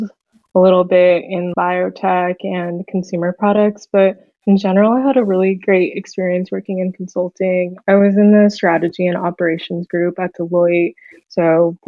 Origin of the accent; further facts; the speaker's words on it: Fremont, California, United States; I'm from the Bay Area. I grew up in Fremont, pretty local